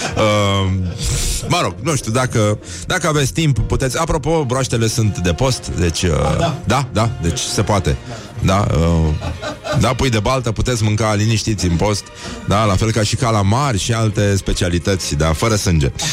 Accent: Romania; noi, noi ca și români

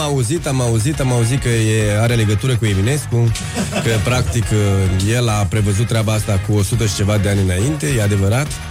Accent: Dorohoi, Botoșani County, Romania; accent: Moldavian; now in Bucharest, Romania; Eu sunt din Dorohoi, da, Moldova

